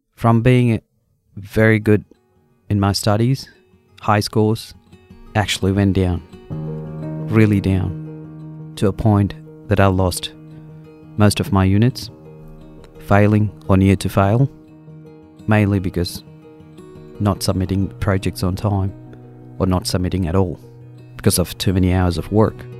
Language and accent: English; India; moved away as an adult; now in Australia; I came from India, from a common family.